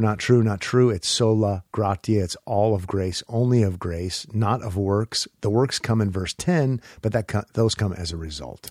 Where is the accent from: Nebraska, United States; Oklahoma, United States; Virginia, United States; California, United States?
Nebraska, United States; Omaha; When I was a kid growing up in Omaha